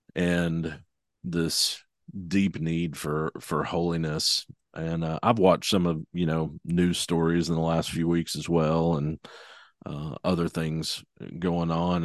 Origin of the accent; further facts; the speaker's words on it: Arkansas, United States; now in Tulsa, United States; I'm, I'm from Arkansas originally, so bordering uh, Oklahoma.